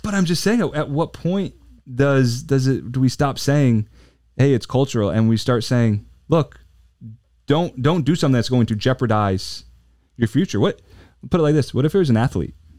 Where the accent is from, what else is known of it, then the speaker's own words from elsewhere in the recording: New Jersey, United States; I grew up in South Jersey, about ten minutes outside of Philly